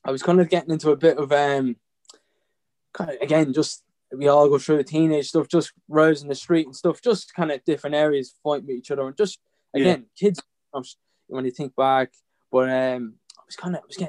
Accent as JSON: {"language": "English", "town": "Drogheda", "region": "Leinster", "country": "Ireland", "tie": "born or raised there", "said": "I'm from Drogheda, born and bred"}